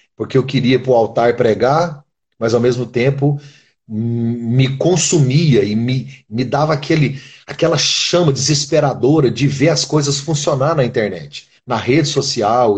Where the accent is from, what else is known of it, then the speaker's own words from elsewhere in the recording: Brazil; moved away; Eu sou brasileiro, vivo aqui.